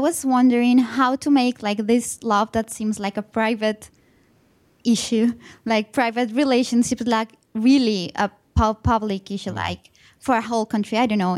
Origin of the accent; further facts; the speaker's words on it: Colombia; I'm from Colombia, and I'm here in a LLM program, the Master's in Law.